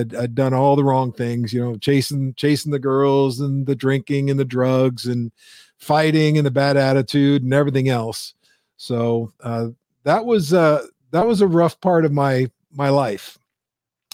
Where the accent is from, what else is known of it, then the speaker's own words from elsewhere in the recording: Windsor, Ontario, Canada; Sure. So I'm Canadian. I was actually born and raised in Windsor, Ontario.